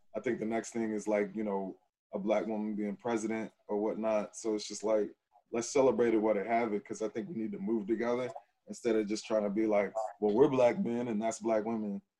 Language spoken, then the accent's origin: English; Texas, United States; I'm from Texas